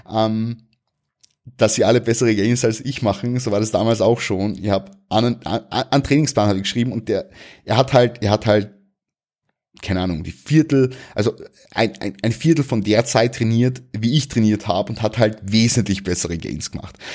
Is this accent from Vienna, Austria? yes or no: no; Klagenfurt, Carinthia, Austria; habe einen McFit angemeldet in Klagenfurt also in meiner Heimatstadt in Kärnten